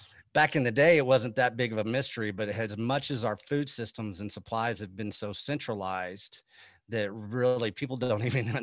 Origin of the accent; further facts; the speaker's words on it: Texas, United States; I'm from Texas, we're from cattle country.